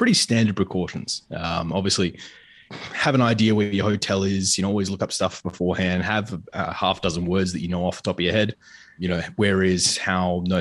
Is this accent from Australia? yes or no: yes; Australia; I'm Australian